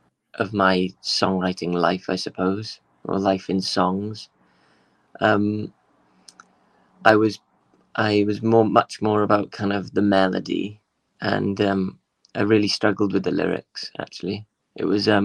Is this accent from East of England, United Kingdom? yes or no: no; Swansea, Wales, United Kingdom; moved away as an adult; also born or lived in London; when I moved away from Swansea, it's a funny thing, like when I moved to live in London when I was 18